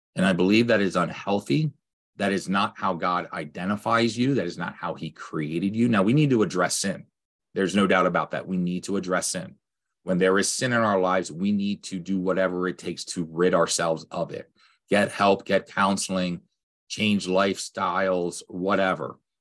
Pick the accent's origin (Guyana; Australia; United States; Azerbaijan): United States; Lancaster, Pennsylvania; I grew up in Lancaster, P A, with Amish